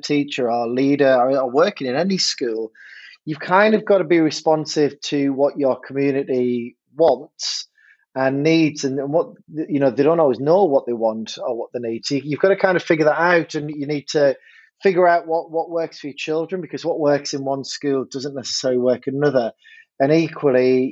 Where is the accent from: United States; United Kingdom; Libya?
United Kingdom; Hartlepool, North East England; moved away as an adult; now in Fleetwood, United Kingdom; I grew up in Hartlepool in the northeast of England, beautiful place